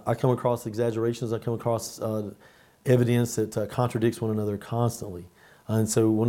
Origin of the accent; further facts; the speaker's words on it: Carroll County, Virginia, United States; I grew up here in Carroll County. I've lived here practically all my life.